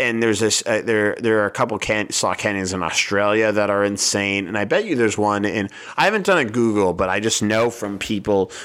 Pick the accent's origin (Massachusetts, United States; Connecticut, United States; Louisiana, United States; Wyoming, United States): Massachusetts, United States; Boston; also born or lived in Israel; I grew up in Boston